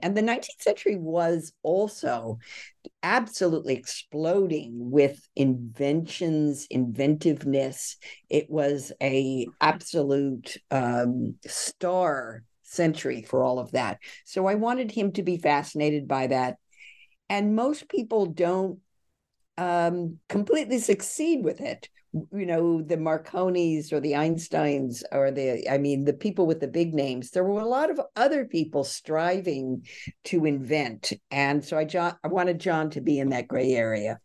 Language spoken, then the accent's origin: English; California, United States; I grew up in California myself